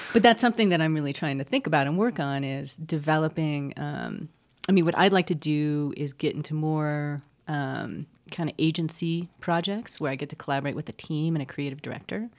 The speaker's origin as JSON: {"language": "English", "region": "California", "country": "United States", "tie": "born or raised there", "moved": "yes", "lives_now": "New Mexico, United States", "said": "I grew up in California, which is like the breadbasket or one of them of California, and I never that never was a draw to me until I moved to New Mexico"}